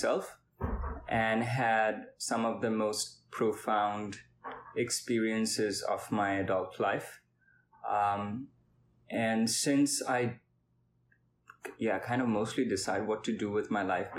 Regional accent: India; moved away; I am from India, and I am a physics/neuroscience

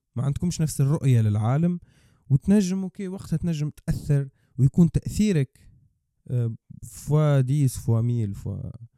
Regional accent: Tunisia

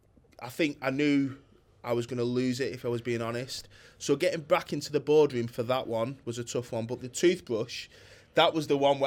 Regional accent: Bolton, North West England, United Kingdom; from Bolton who hasn't had a business for long

